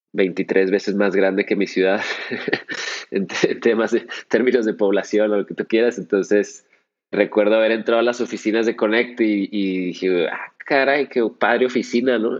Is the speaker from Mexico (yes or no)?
yes; Chihuahua, Mexico; en Chihuahua, de donde soy yo, oriundo